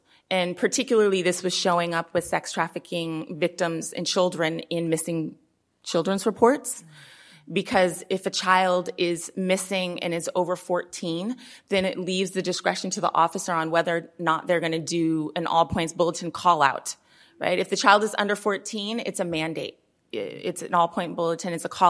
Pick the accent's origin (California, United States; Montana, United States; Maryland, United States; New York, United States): California, United States; Oakland; I mean, I'm from Oakland, and the law enforcement budget is like more than half of the city's budget, right?